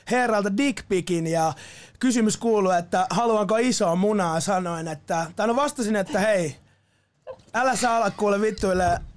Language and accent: Finnish; Askola, Uusimaa, Finland; moved away as an adult; also born or lived in Vaasa; now in Helsinki, Finland; mä oon alun perin syntynyt Vaasassa ja tota, sit nuorena seitsemänvuotiaana mä muutin Porvoon viereiseen semmoiseen pieneen kylään nimeltä Askola ja Askola. siellä mä kasvoin mun nuoruuden pitkälti.